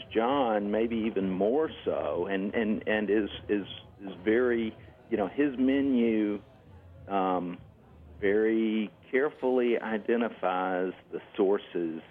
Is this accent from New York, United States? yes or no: no; Oxford, Mississippi, United States; in my hometown, in Oxford in particular